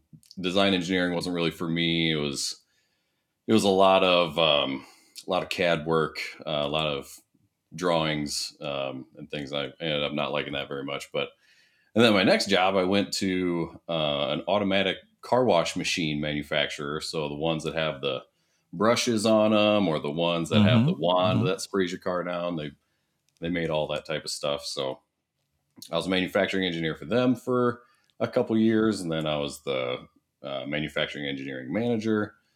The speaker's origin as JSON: {"language": "English", "region": "Iowa", "country": "United States", "tie": "born or raised there", "said": "So, yeah, I went to Iowa State."}